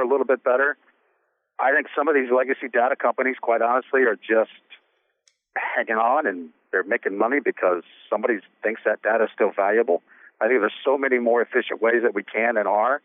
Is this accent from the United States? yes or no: yes; Midwest, United States; now in New York, United States; I'm from the Midwest